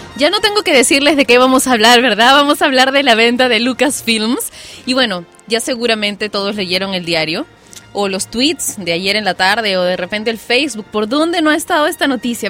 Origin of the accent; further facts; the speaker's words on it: Peru; yo soy peruana y me crié entre guitarras, cajones, música criolla